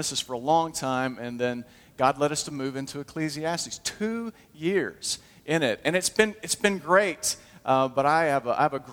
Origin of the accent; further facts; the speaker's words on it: Huntsville, Alabama, United States; I grew up in Huntsville